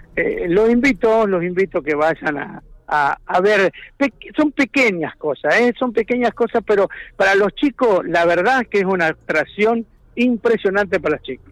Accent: Speluzzi, La Pampa, Argentina; yo nací y me, me crié y me desarrollé como persona en Speluzzi.

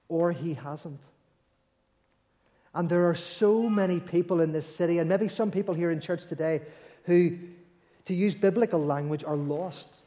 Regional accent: Belfast, Northern Ireland, United Kingdom; like we, you know, we all know we're from Belfast, we all know that the ship set sail

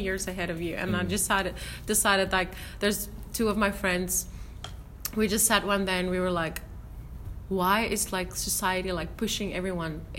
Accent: South Africa; I'm from South Africa

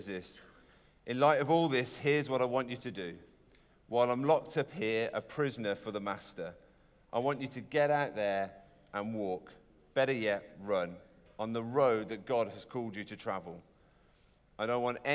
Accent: United Kingdom; we're British

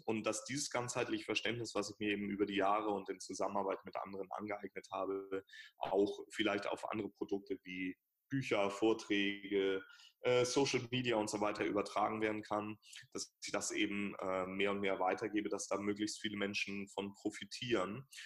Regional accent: Hamburg, Germany; ich bin Hamburger, also meine Praxis ist in Hamburg

